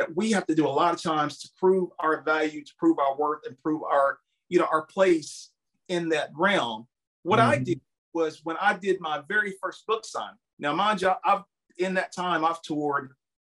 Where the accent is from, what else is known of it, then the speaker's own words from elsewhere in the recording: Campbellsville, Kentucky, United States; I'm from a little small town. It's called Campbellsville, Kentucky